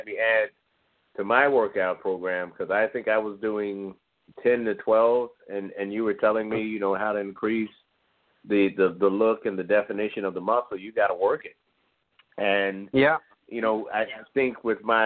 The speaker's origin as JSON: {"language": "English", "region": "Midwest", "country": "United States", "said": "I'm from the Midwest"}